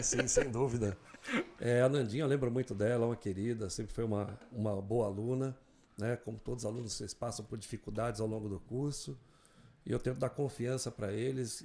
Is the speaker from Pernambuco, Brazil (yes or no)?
no; Mogi das Cruzes, São Paulo, Brazil; also born or lived in Vitória, Espírito Santo; Eu não sou de Mogi, mas vim para Mogi com menos de um ano de idade. Sou capixaba, sou de Vitória do Espírito Santo.